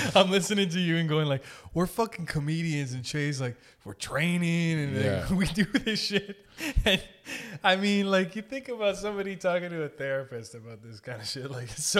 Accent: Sault Ste. Marie, Ontario, Canada; Like, I'm from Sault Ste. Marie.

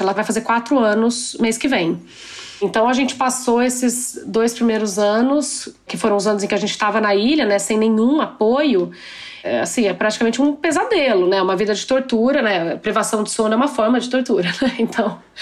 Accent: Brazil; moved away; eu cresci no Brasil

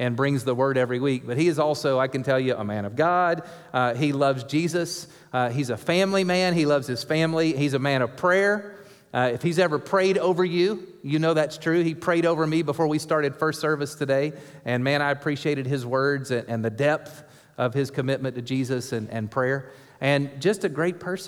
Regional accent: East Tennessee, United States; now in Chandler, United States; I was born in the Holy Land, in the hills of East Tennessee

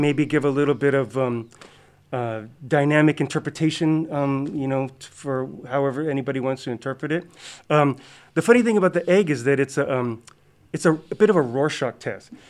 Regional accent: Hawaii, United States; growing up in Hawaii

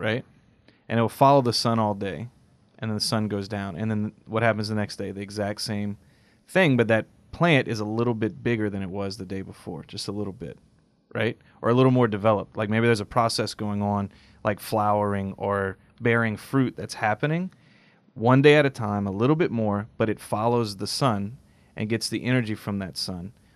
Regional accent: United States; I love being American.

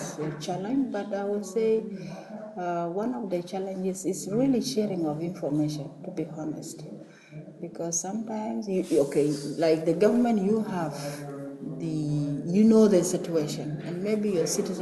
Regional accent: South Sudan; I come from South Sudan

